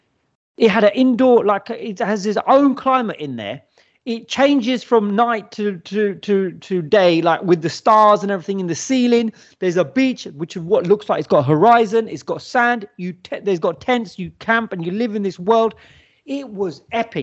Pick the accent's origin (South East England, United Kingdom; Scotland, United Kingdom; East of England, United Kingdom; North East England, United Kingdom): East of England, United Kingdom; Watford; growing up in Watford